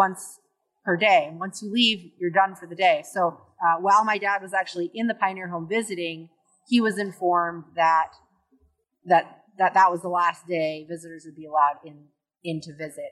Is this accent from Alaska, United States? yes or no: yes; Sitka, Alaska, United States; I was born and raised here in Sitka